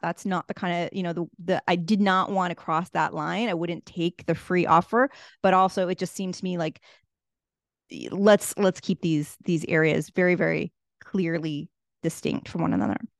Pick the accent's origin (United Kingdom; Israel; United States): United States; Boston, Massachusetts; moved away as an adult; also born or lived in Washington, District of Columbia, United States; now in Cape Town, South Africa; I grew up in Boston, Massachusetts